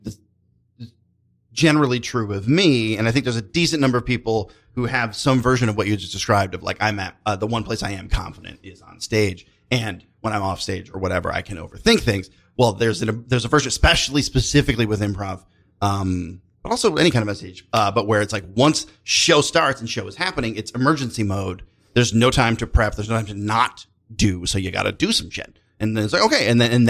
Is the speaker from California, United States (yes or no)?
no; Tennessee, United States; I'm lightly Scotch-Irish, and I'm from Tennessee